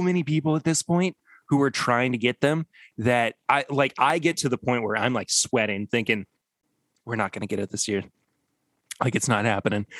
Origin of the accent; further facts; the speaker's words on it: Lexington, Kentucky, United States; Lexington, Kentucky, my hometown, and my current place of residence